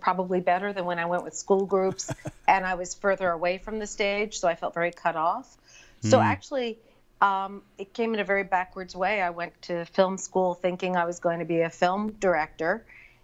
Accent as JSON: {"language": "English", "region": "New York", "country": "United States", "tie": "born or raised there", "said": "I grew up in New York and I grew up going to the theater from the time I was very little."}